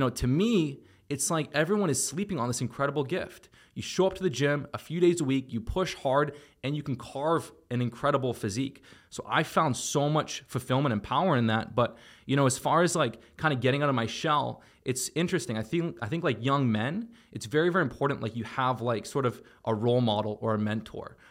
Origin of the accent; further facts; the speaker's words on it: Toronto, Ontario, Canada; moved away; also born or lived in Miami; I was from Toronto and I just, you know, most of my childhood memories were playing sports and video games